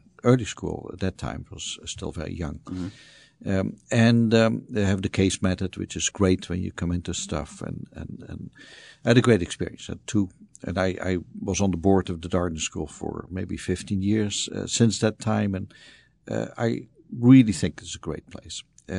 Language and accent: English; Netherlands; moved away as an adult; So I was born in the Netherlands, spent my youth there, went into the Dutch Air Force at some point